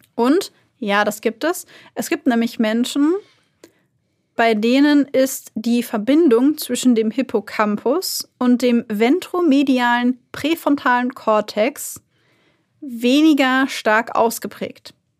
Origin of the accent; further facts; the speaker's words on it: Germany; bei uns in Deutschland